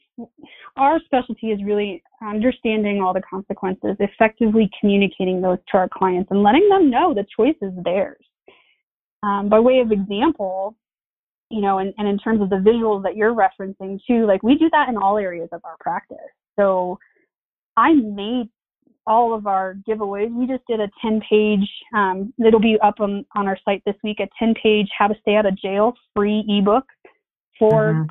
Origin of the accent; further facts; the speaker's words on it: Eastern Plains, Colorado, United States; I'm from the Eastern Plains